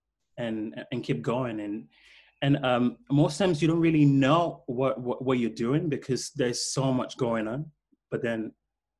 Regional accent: Freetown, Western Area, Sierra Leone; now in London, United Kingdom; I was born in Freetown to a very poor family. So we didn't really have, like TV.

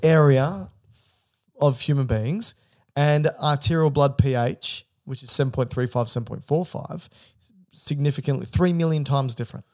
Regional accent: Australia; I'm Australian.

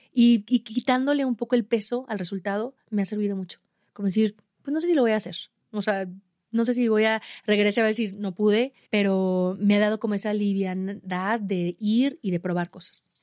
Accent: Aguascalientes, Mexico; yo de México, de Aguascalientes, y, les platicaba de mi cerro pequeño de, mi ciudad donde entrené para Everest

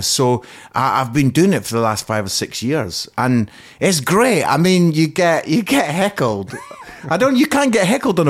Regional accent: Scotland, United Kingdom; accent: Scottish; Yes, that's my Scottish accent.

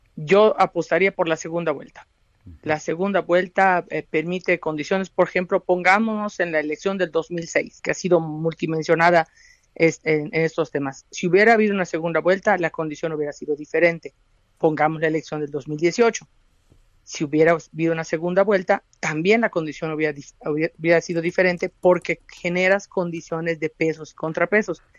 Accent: Mexico; como mexicanos

